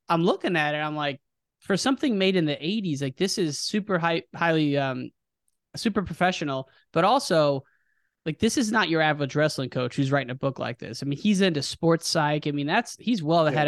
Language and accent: English; United States; I'm from the Quad City